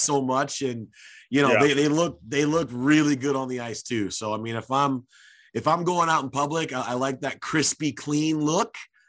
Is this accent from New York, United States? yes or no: no; Detroit, Michigan, United States; I grew up in Detroit, born and raised in Detroit.